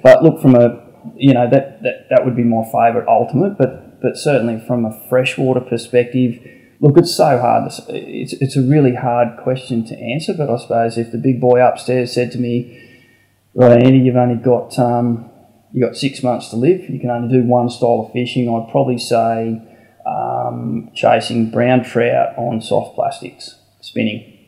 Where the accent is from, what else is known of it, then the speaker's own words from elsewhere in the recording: Canberra, Australian Capital Territory, Australia; I was Canberra born and bred